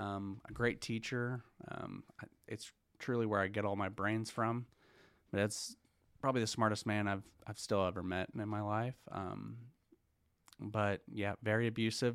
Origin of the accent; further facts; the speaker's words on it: Broken Arrow, Oklahoma, United States; also born or lived in Tulsa, Oklahoma; born in Tulsa, grew up on the main streets of seventy-first